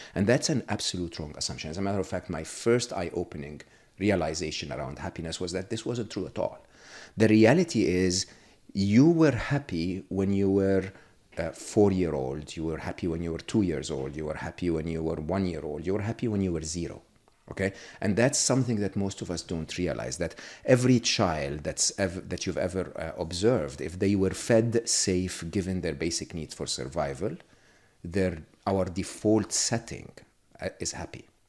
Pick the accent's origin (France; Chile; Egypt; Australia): Egypt; born or raised there; moved away